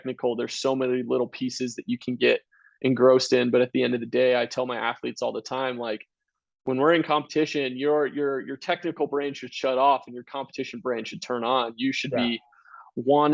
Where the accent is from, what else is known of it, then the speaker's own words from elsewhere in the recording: Vancouver, Washington, United States; moved away; also born or lived in Utah; I grew up in Vancouver, Washington